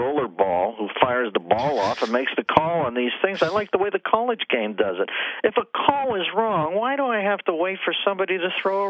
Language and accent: English; Pittsburgh, Pennsylvania, United States; I grew up in the Berg.